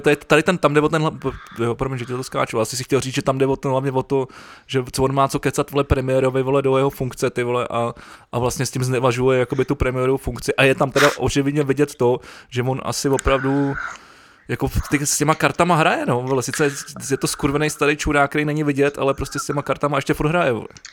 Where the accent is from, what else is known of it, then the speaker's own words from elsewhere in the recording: Prague, Czechia; já jsem, já jsem Pražák